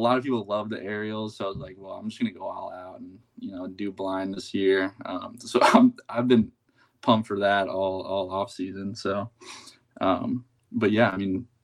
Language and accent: English; Sarasota, Florida, United States; also born or lived in Bradenton, Florida; I was born in Sarasota, and we've lived in Bradenton, Sarasota my whole life